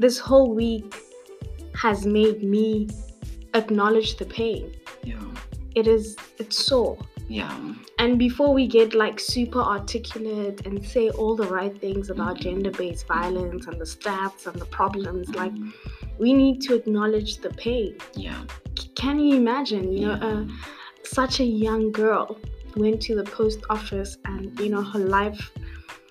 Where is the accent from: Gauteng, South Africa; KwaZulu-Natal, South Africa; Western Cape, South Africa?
Gauteng, South Africa; Pretoria; I'm 21. I'm from Pretoria.